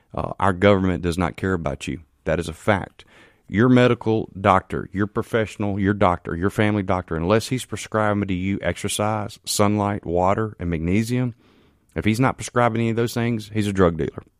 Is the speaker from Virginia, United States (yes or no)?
no; Canton, Mississippi, United States; I'm from Canton, Mississippi